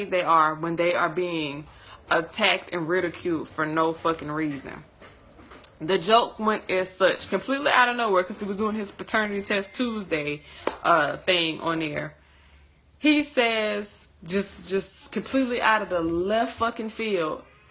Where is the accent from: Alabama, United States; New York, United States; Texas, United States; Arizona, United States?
Alabama, United States; Tuscaloosa; I'm from Tuscaloosa, Alabama